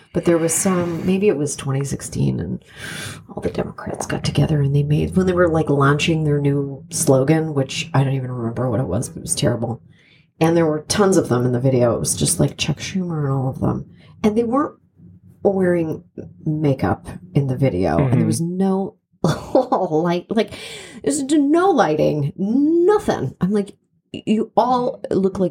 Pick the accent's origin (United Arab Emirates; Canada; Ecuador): Canada; moved away; I'm from Canada